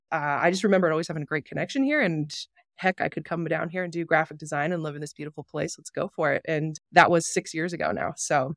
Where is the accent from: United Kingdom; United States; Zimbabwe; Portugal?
United States; Wyoming; from Wyoming. My family's from Powell.